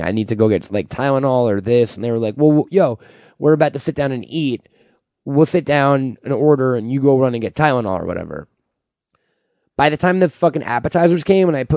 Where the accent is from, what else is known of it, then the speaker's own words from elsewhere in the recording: New York, United States; I'm from New York.